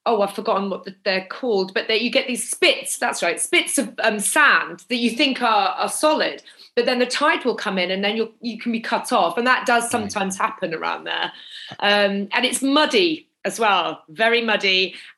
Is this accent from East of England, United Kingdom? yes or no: yes; Norwich, East of England, United Kingdom; I'm from the city, actually. I'm from Norwich.